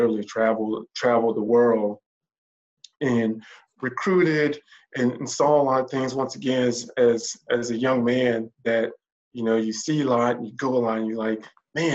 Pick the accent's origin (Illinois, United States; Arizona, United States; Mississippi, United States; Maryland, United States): Mississippi, United States; Starkville; moved away as an adult; also born or lived in Tuscaloosa, Alabama / Indiana; now in North Atlanta metro area, United States; I'm originally from Mississippi, Starkville, Mississippi